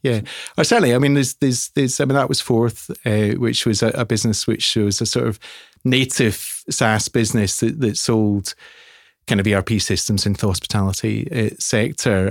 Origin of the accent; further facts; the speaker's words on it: Scotland, United Kingdom; I'm Scottish